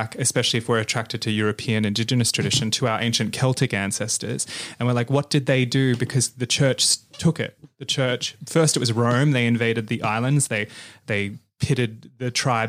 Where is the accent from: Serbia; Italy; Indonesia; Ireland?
Indonesia; Bali; born there; Because I'm half Balinese. I wasn't born in this country. I was born in Bali, and we have a very similar thing.